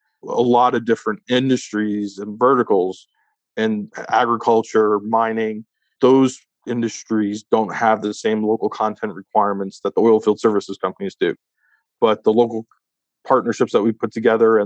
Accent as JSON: {"language": "English", "country": "United States", "said": "I'm an American citizen"}